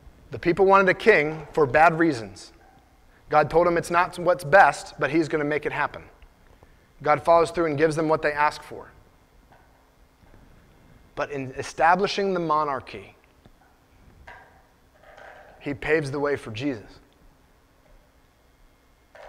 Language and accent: English; United States; So I'm an American. I'm proud to be an American.